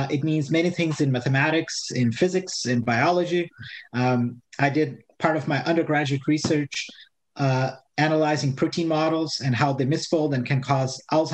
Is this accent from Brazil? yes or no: yes; Brazil; moved away; I'm born and raised in Brazil